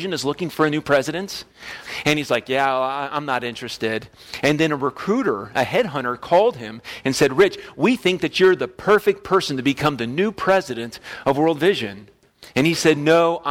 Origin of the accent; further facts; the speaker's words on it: West Palm Beach, Florida, United States; moved away as an adult; now in Kansas, United States; I grew up in West Palm Beach, Florida. I lived in the same house for all 18 years.